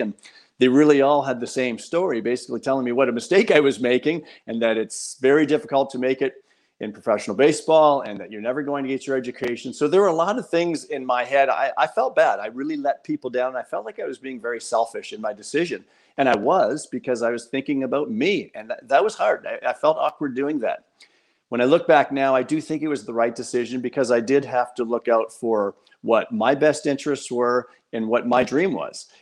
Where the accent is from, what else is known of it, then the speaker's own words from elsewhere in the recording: Windsor, Ontario, Canada; I grew up in South Windsor